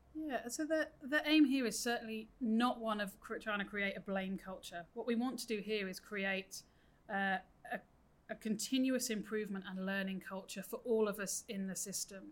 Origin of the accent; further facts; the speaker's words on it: United Kingdom; moved away as an adult; now in New South Wales, Australia; as my accent gives away, I grew up in the UK